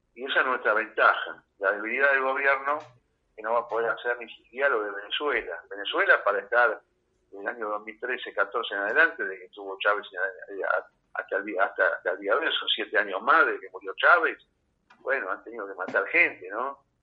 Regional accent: Argentina; yo soy de Argentina, viajo mucho, pero soy acá y no me voy nunca

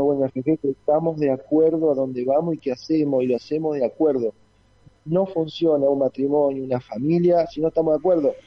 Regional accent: Pueblo Irigoyen, Santa Fe, Argentina; moved away as an adult; now in Rosario, Argentina; nací en un pueblo del interior de Santa Fe, Pueblo Irigoyen, mi querido pueblo

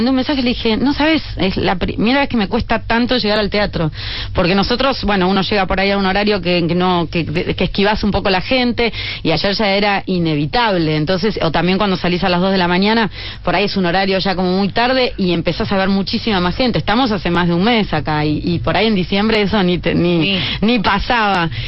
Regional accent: Buenos Aires, Argentina; Yo creo que siempre a los que venimos de Buenos Aires

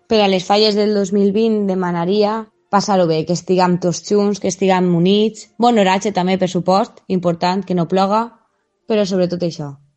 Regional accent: Picassent, Valencian Community, Spain; De xicoteta vaig estudiar a l'Escola La Vallivana Ma mare va anar allí, el meu germà també va anar allí.

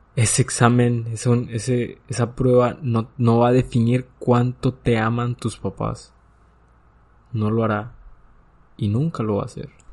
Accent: Nueva Rosita, Coahuila, Mexico; yo soy de Nueva Rosita

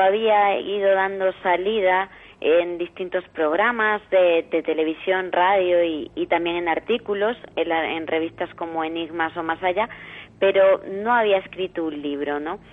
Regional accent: Las Hurdes, Extremadura, Spain; porque está en mi tierra

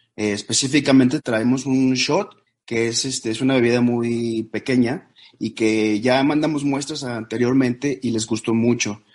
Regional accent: Yucatán, Mexico; Del estado de Yucatán, en el ah, sur de México

